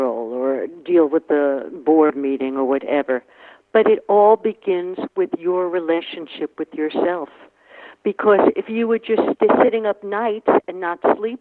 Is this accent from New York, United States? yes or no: yes; New York City, New York, United States; I'm from New York City, right, from the Bronx